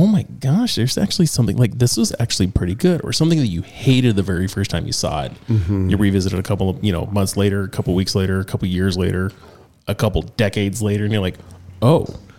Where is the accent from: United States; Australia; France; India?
United States; Northern California; The skateboarding scene 25 years ago in my hometown growing up in Northern California